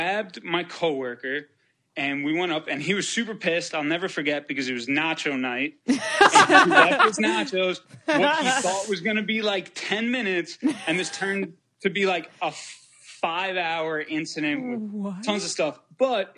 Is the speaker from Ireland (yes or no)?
no; New York, United States; I'm from New York.